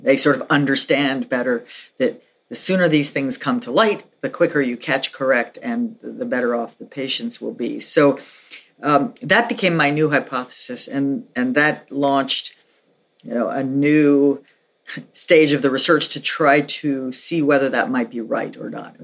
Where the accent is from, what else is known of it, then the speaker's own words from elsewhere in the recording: New York City, New York, United States; moved away as an adult; also born or lived in Philadelphia / Santa Fe, New Mexico; I grew up in New York City, so we didn't in my family we didn't have a car